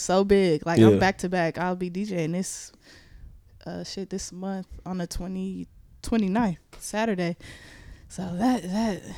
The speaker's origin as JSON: {"language": "English", "town": "Richmond", "region": "California", "country": "United States", "said": "I'm from Richmond too"}